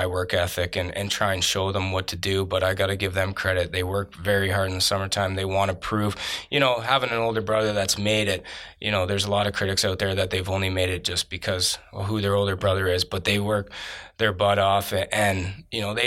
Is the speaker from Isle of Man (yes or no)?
no; Canada; being Canadian